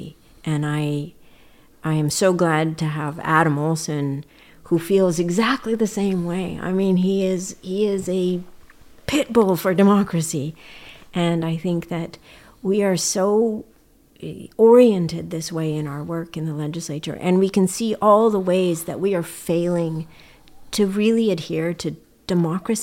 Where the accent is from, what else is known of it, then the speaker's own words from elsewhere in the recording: Edmonton, Alberta, Canada; now in British Columbia, Canada; as a Canadian child growing up in Edmonton